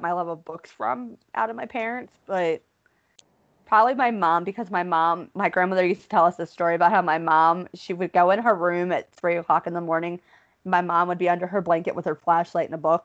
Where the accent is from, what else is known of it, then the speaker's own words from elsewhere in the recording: Baltimore, Maryland, United States; growing up in Baltimore